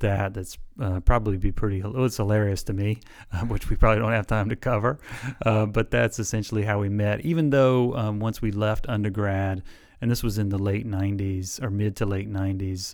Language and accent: English; South Alabama, United States; moved away as an adult; also born or lived in Illinois; now in Elizabeth City, United States; I grew up, like, a half an hour from there. So I grew up in South Alabama.